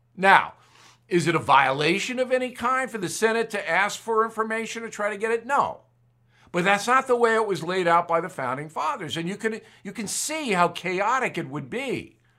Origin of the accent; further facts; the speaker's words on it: United States; I'm an American